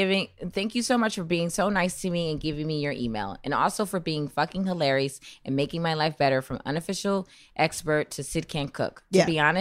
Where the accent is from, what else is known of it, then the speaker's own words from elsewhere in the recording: Salt Lake City, Utah, United States; I was born and raised in Salt Lake City, Utah. Mm. I'm not a Mormon, though. Don't worry.